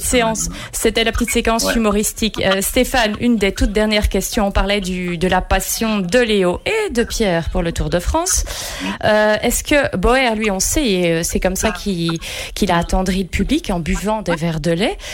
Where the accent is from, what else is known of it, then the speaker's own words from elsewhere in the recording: Belgium; ici, euh, chez nous, en Belgique